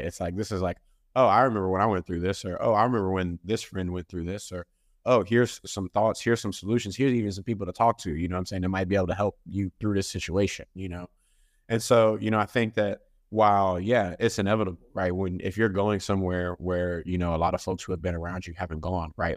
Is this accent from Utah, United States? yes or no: no; Dallas, Texas, United States; I'm originally from Dallas, Texas